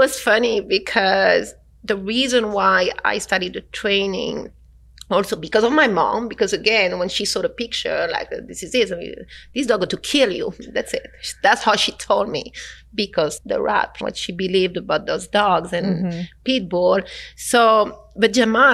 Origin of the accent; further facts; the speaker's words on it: France; moved away; I come from France